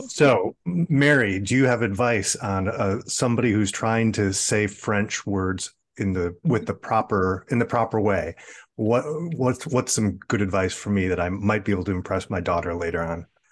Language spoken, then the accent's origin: English; Midwest, United States; moved away; also born or lived in California; I grew up in the Midwest